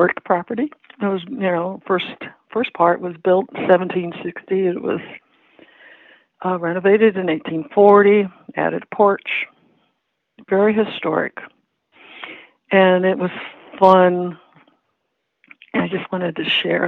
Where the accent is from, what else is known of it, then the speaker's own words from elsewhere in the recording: Whitehall, Maryland, United States; moved away as an adult; now in Washington, United States; the town where I grew up, Whitehall, Parkton